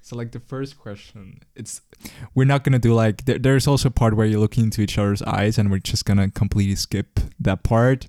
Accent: Zurich, Switzerland; I grew up as well in Zurich. Um, I'm basically, I never moved in my whole entire life.

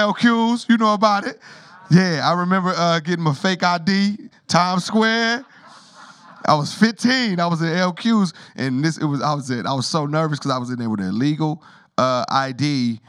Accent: Rialto, California, United States; also born or lived in Harlem, New York; I grew up in Rialto, California

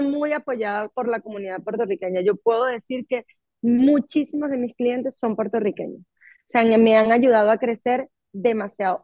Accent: Venezuela; now in United States; yo soy venezolana, mis amistades son todos, eh, muchos venezolanos

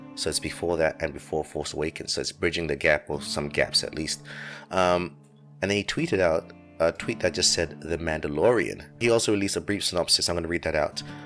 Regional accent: London, United Kingdom; the same town where I grew up, Finchley in North London

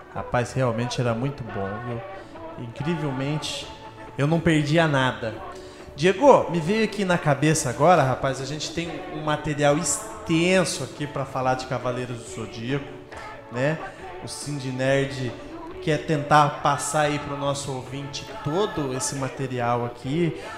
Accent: Brazil; nosso ponto de vistas como brasileiros

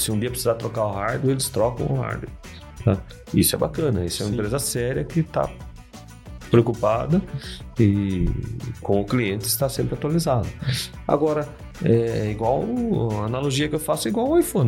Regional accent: Brazil; Sou brasileiro, adoro o Brasil

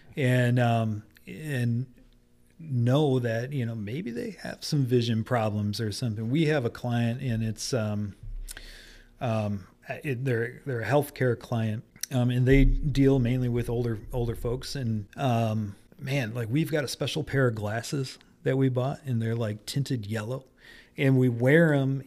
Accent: Detroit, Michigan, United States; also born or lived in Grand Rapids, Michigan; I grew up in Detroit and moved to Grand Rapids to go to school

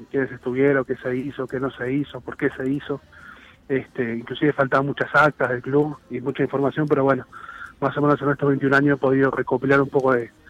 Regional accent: Montevideo, Uruguay; yo nací acá en La Teja

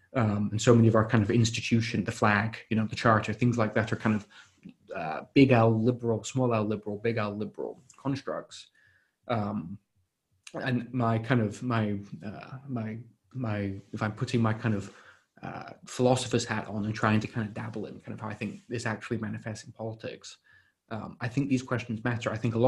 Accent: Canada; know, we have trouble defining the content sometimes, what it means to be Canadian, we still know that we're Canadian.

